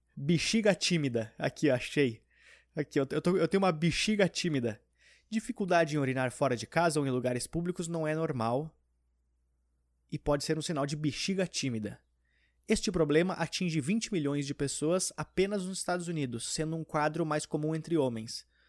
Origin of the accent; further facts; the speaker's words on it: Porto Alegre, Rio Grande do Sul, Brazil; now in São Paulo, Brazil; quando eu era pequeno, tinha em Porto Alegre no shopping